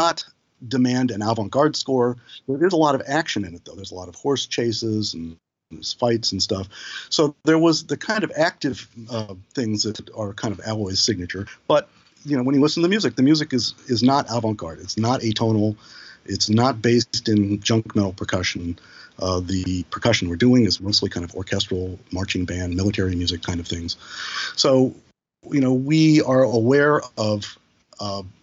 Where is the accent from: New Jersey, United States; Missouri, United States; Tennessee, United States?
Missouri, United States; St. Louis; now in New York, United States; I'm a Midwestern boy. I'm from St. Louis